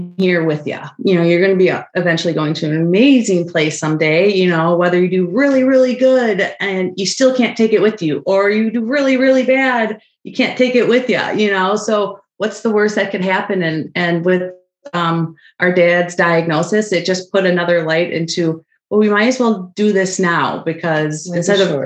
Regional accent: Oconomowoc, Wisconsin, United States; also born or lived in Iowa; coming back home to my hometown of Oconomowoc

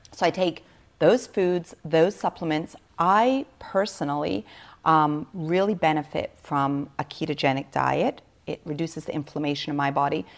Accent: Switzerland; born or raised there

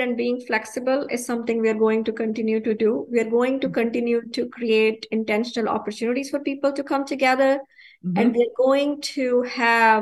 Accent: India; now in United States; growing up in India, I've grown up without running water

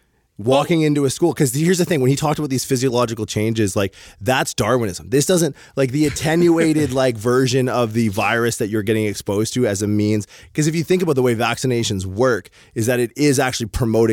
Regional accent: Windsor, Ontario, Canada; now in San Jose, United States; take an Uber black across the border into my hometown of Windsor, Ontario

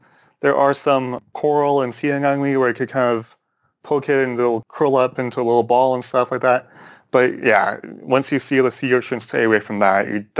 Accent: Orange County, California, United States; growing up in Orange County

